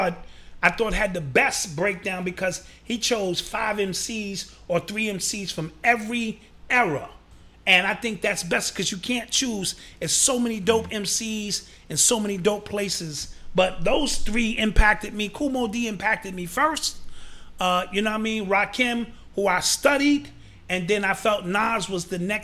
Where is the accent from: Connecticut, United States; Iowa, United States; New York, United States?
New York, United States; New York City; my experience as a black man growing up in the Boogie Down Bronx.